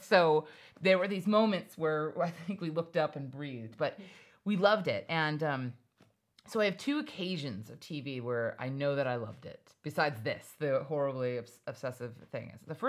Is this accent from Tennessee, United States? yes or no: no; Hawaii, United States; And I just want you to know, I grew up in Hawaii. We had a pool, a yard, dogs.